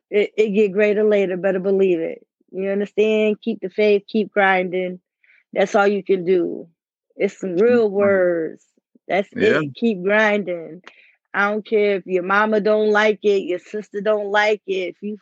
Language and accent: English; Wildwood, Florida, United States; Right. Let y'all know I'm from Wildwood, Florida. That's where my people's from.